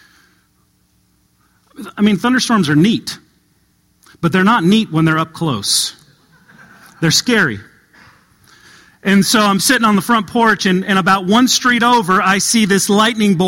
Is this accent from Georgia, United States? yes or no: no; Southern California, United States; moved away as an adult; now in Kentucky, United States; I didn't grow up in Kentucky. I grew up in Southern California